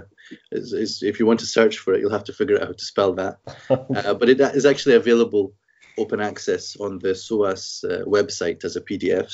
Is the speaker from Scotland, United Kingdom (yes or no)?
yes; Scotland, United Kingdom; also born or lived in Egypt; I'm born and brought up in Scotland.